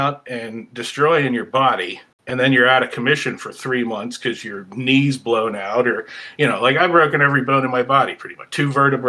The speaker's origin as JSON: {"language": "English", "area": "outside of Philly", "region": "Pennsylvania", "country": "United States", "tie": "born or raised there", "said": "I grew up outside of Philly, about 15 miles southwest of the city, so it was pretty suburban, urban"}